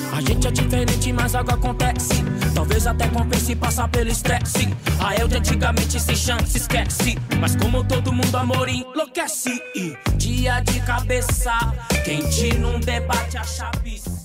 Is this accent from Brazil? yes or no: yes; Brazil; no Jardim Poranga, onde eu nasci e cresci